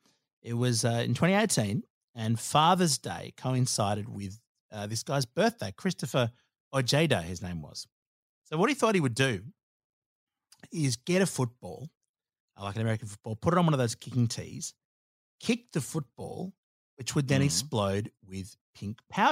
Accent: Australia; And look, of course, being Australian, being a bit bogan, donuts were involved.

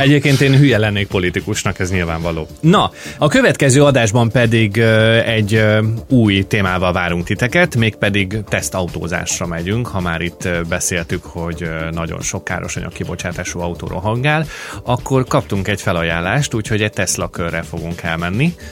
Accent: Hungary; now in Australia; három-négy munkahelyet hagytam el Magyarországon

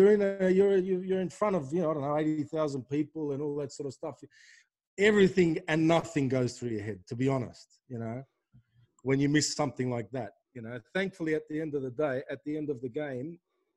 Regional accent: Australia; moved away; growing up in Australia

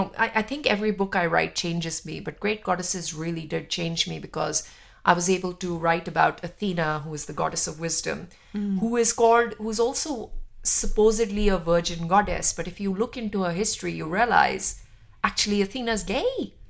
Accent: Jammu and Kashmir, India; growing up in India, and especially being Kashmiri and having an identity which has been politicized from before I was born, you know, being Sikh, being Kashmiri, being, you know, Indian, all of these things.

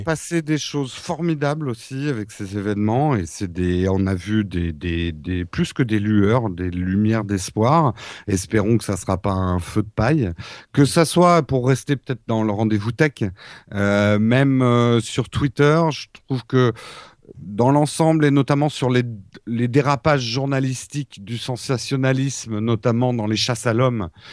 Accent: France

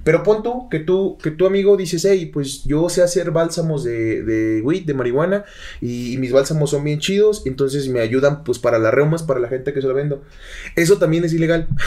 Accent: Mecatán, Nayarit, Mexico; mi pueblo, en Mecatán

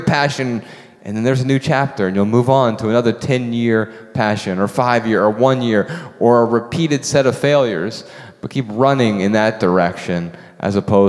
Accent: United States; I'm American

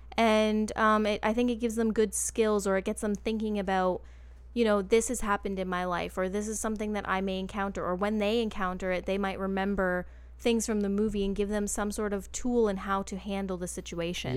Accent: Canada; a Canadian who was obsessed with boy bands in two thousand and two

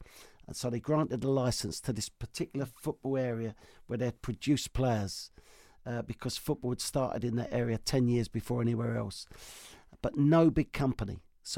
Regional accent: Australia; Hadn't won anything. And Aussie manager, me as ass

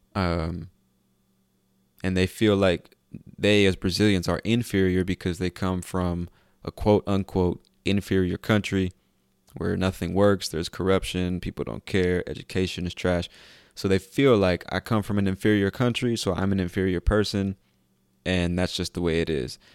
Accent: United States; I'm an American

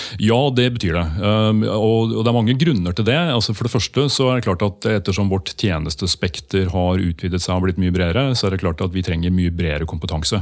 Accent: Skedsmokorset, Akershus, Norway; Jeg vokste opp på Skedsmokorset

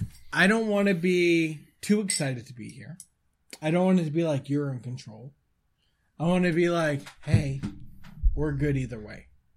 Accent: Sackville, Nova Scotia, Canada; I'm from Halifax. I always say Halifax just because it's what people know better than Sackville.

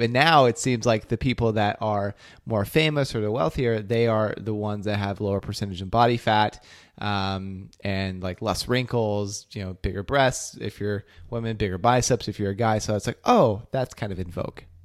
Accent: Ohio, United States; now in Boston, United States; my hometown back in ohio

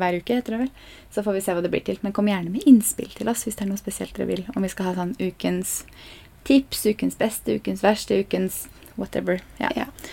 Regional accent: Norway; vi er nordmenn

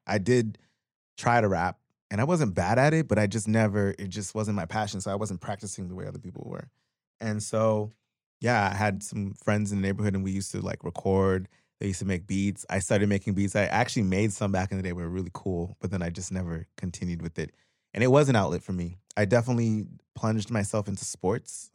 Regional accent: Pickering, Ontario, Canada; moved away as an adult; also born or lived in Guyana / Scarborough / Brampton / Toronto; now in Los Angeles, United States; I grew up in Pickering.

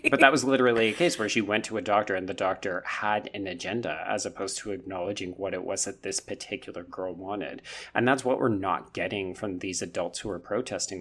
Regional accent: Canada; grow up as a Canadian

